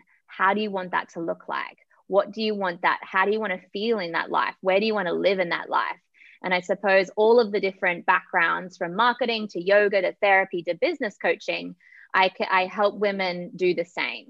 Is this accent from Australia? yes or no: yes; Australia; now in Kenya; So I am currently in Kenya. I am originally from Australia.